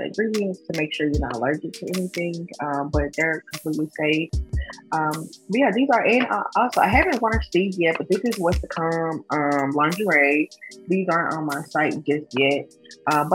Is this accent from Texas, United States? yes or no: no; Jackson, Tennessee, United States; most of my clients are in my hometown, obviously, in Jackson, Tennessee